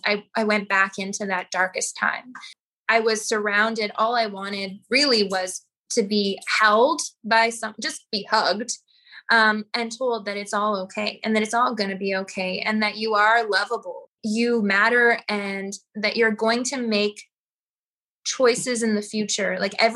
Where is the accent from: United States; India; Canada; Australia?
Canada; Saskatoon, Saskatchewan; now in Nelson, Canada; Saskatoon. I miss it in a lot of ways because I was there for so long, but Nelson is gorgeous.